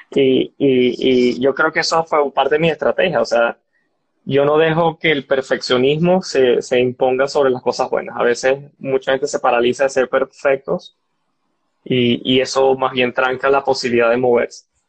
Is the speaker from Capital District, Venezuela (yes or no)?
no; Barinas, Venezuela; moved away as an adult; also born or lived in San Antonio, Texas; Soy llanero y orgulloso. Y estando en Barinas, yo tuve mucho acceso a, las partes de ciencia